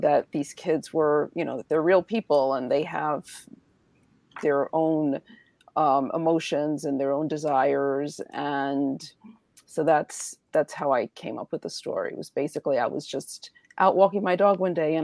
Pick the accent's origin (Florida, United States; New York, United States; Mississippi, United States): New York, United States; New York City; I grew up in Washington Heights in New York City